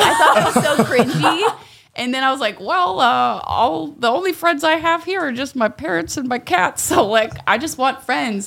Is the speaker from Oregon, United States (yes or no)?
yes; Ashland, Oregon, United States; moved away as an adult; also born or lived in Bay Area, California; now in Los Angeles, United States; I was born in Oregon.